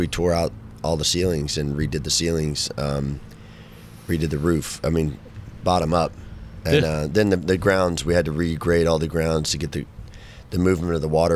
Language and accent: English; Fort Worth, Texas, United States; also born or lived in Denton area, Texas; Fort Worth, you know, my hometown